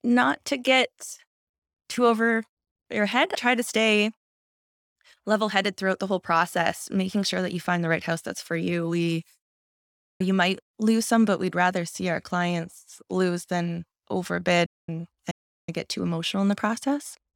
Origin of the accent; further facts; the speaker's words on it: Windsor, Ontario, Canada; also born or lived in Vancouver / London, Ontario; I grew up in Windsor. My family moved almost every two to three years, so I really have lived across Windsor, Essex